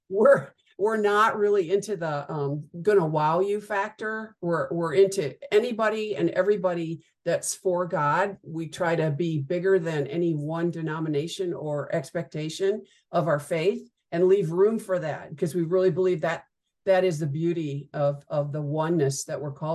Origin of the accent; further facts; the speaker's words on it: Midwest, United States; now in Dallas-Fort Worth, United States; I roughly grew up in the Midwest and moved to Texas in the 80s and have been here ever since